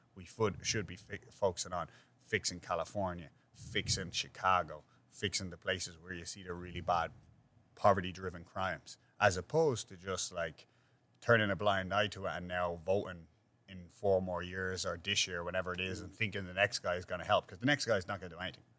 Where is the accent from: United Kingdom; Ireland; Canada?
Ireland; Dublin, Leinster; now in New York, United States; where I grew up is the same thing, but except we had a much greater extensive community when I grew up in Ireland